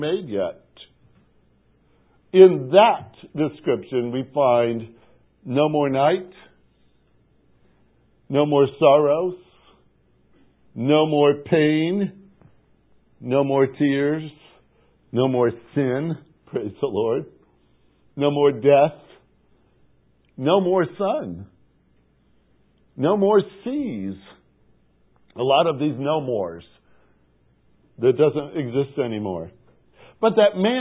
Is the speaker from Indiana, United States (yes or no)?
yes; Portage, Indiana, United States; moved away; As a youngster growing up in Portage, Indiana